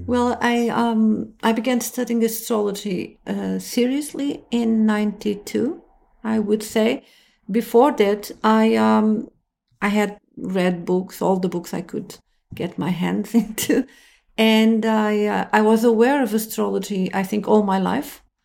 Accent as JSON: {"language": "English", "region": "Lisbon", "country": "Portugal", "said": "I'm from Lisbon"}